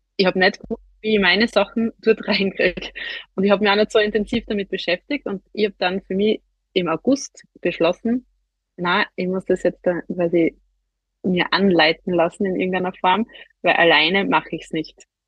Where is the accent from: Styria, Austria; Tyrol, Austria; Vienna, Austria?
Styria, Austria; near Graz; wie man wahrscheinlich an, an meinem Dialekt hört, bin ich nicht aus Deutschland, sondern aus der Nähe von Graz in der Steiermark, also in Österreich.